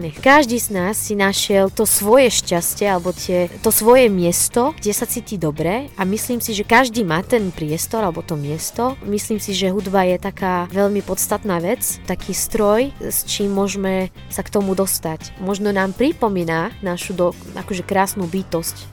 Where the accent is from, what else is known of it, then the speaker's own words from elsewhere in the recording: Syria; Slovak is a second language; also born or lived in Lebanon / Banská Bystrica, Slovakia; now in Slovakia; ja sa pochádzam zo Sýrie a prišla som na Slovensku za ocina lekára